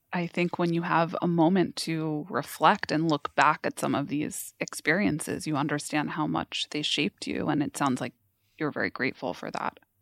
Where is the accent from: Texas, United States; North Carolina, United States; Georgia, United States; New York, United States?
New York, United States; I grew up in New York